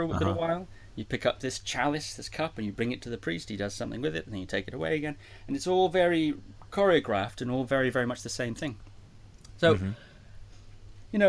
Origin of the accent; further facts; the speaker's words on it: Shetland Islands, Scotland, United Kingdom; I was born in Scotland. Okay. And I grew up in a place called the Shetland Islands